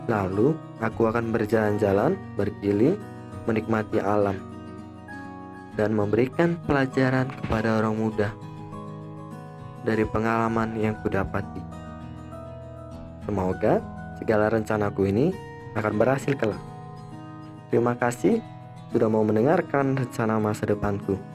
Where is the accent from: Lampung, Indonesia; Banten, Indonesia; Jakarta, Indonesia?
Lampung, Indonesia; Bandar Lampung; born there; Aku lahir di kota Bandar Lampung pada tanggal 20 Maret 2003.